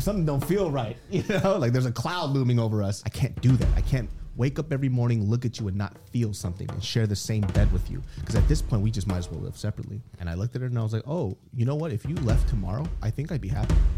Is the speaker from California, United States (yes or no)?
yes; Sacramento, California, United States; I grew up in Sacramento, California, the south side of Sacramento.